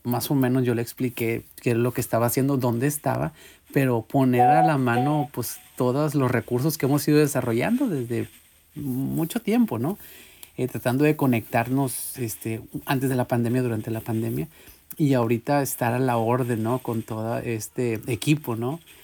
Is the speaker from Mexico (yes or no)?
yes; Guadalupe, Nuevo León, Mexico; moved away; yo me crié ahí en Ciudad Guadalupe